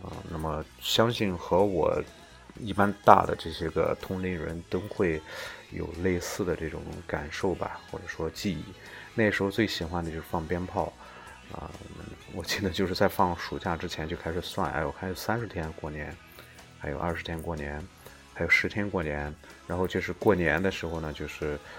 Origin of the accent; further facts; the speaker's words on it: China; 明天呢就是就是这个我们中国人最重要的一个节日，在一年当中最重要的一个节日就是春节啊。